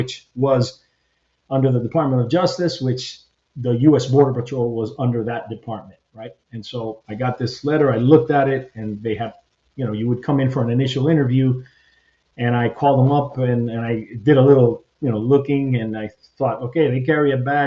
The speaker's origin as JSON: {"language": "English", "town": "Hialeah", "region": "Florida", "country": "United States", "tie": "born or raised there", "first_language": "Spanish", "second_language": "English", "moved": "as an adult", "said": "I grew up in Miami, Hialeah, you know, it was mainly all Cuban Spanish"}